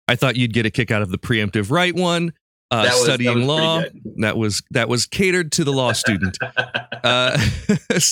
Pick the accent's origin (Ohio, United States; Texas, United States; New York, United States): Ohio, United States; Urbana; I grew up around Springfield. I grew up in Urbana